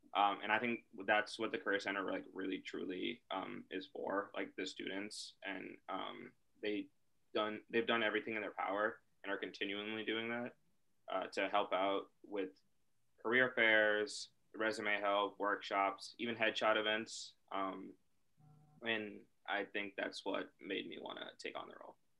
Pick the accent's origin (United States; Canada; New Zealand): United States; Charlotte, North Carolina; I'm from Charlotte, North Carolina